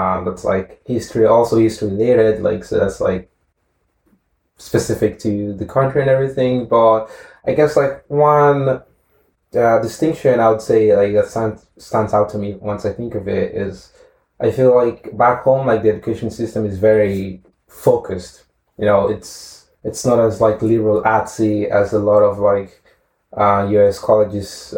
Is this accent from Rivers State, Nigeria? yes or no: no; Edo, Nigeria; moved away; I grew up in Nigeria, in the south of Nigeria. It's a state called Edo State.